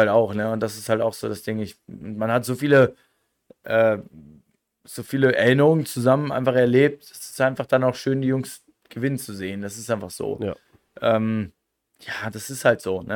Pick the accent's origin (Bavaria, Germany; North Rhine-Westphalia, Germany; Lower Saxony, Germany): Lower Saxony, Germany; near North Rhine-Westphalia; moved away as an adult; also born or lived in Osnabrück; now in Innsbruck, Austria; ich komme aus, aus, aus dem äh, letzten Eck von Niedersachsen Richtung NRW, aus dem schönen Bad La. Ähm, hab ja, wie gesagt, das ist halt ein kleines Dorf